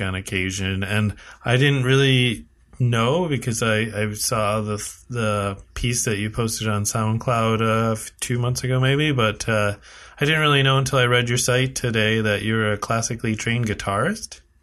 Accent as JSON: {"language": "English", "country": "United States", "moved": "yes", "lives_now": "Canada", "said": "I'm from America"}